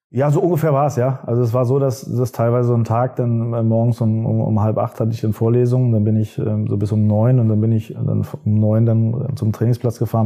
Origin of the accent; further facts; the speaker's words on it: Hanover, Lower Saxony, Germany; Ich bin in Hannover geboren